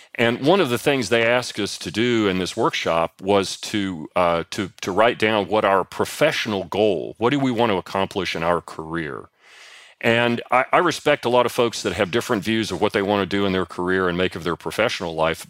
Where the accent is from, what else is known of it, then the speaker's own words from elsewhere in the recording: East Kentucky, United States; I grew up in East Kentucky in the sixties